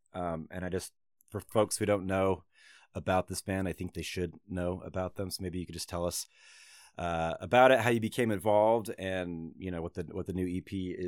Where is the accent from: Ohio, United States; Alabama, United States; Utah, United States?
Utah, United States; Salt Lake City; also born or lived in Long Beach, California; I grew up in Salt Lake City, but in my early 20s, I actually moved to Long Beach, and I lived on Broadway across the street from the Potholder.